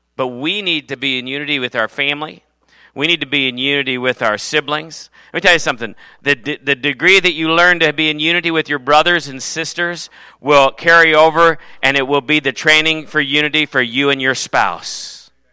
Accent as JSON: {"language": "English", "country": "United States", "said": "I am not a Norwegian American, I am an American"}